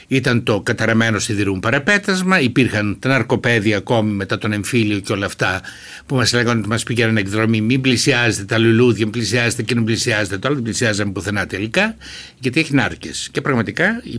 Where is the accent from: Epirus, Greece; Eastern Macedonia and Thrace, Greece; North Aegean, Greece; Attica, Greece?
Eastern Macedonia and Thrace, Greece; Alexandroupoli; moved away as an adult; Γεννήθηκα το 1947, είμαι 74 χρονών. Γεννήθηκα στην Αλεξανδρούπολη, στο νοσοκομείο Αλεξανδρούπολεω ε, και έζησα περίπου 18 χρόνια στην Αλεξανδρούπολη.